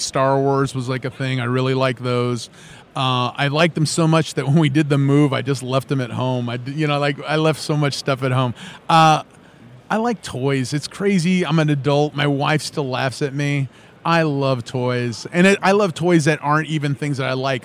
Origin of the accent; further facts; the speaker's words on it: Los Angeles, California, United States; moved away as an adult; also born or lived in Phoenix; now in Lafayette, United States; I'm from Los Angeles. I spent about three and a half years in Phoenix and then ended up in Louisiana